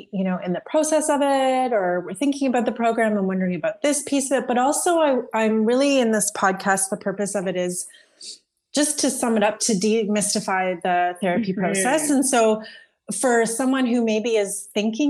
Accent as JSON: {"language": "English", "region": "Ontario", "country": "Canada", "said": "I'm from Ontario"}